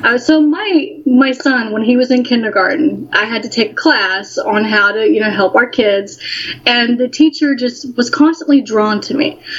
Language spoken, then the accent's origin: English; Alabama, United States; I am. No, I'm from Alabama.